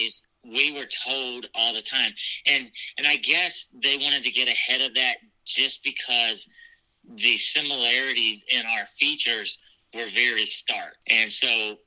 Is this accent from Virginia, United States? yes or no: yes; Norfolk, Virginia, United States; I was born in Norfolk, Virginia, and I was adopted from there at birth